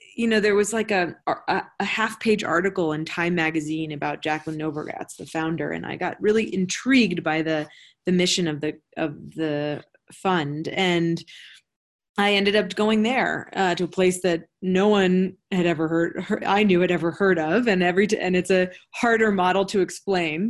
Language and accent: English; Washington, District of Columbia, United States; I grew up in Washington D.C., which is a pretty global city